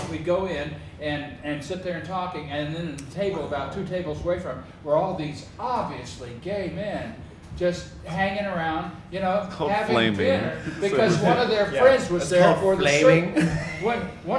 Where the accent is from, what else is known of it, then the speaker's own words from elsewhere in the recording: Southwest Kansas, United States; moved away as an adult; now in Buenos Aires, Argentina; I grew up in Kansas, Southwest Kansas